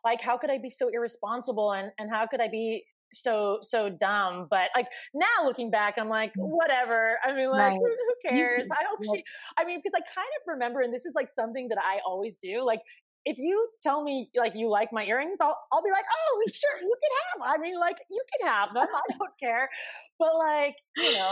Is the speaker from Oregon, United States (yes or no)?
yes; Portland, Oregon, United States; moved away as an adult; also born or lived in San Francisco, California; now in New York City, United States; I moved from Portland, Oregon, which is where I'm from.